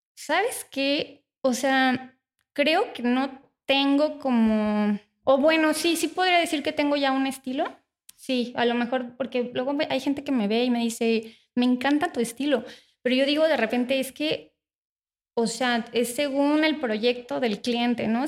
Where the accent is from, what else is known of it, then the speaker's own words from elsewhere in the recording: Morelia, Michoacán, Mexico; soy originaria de Morelia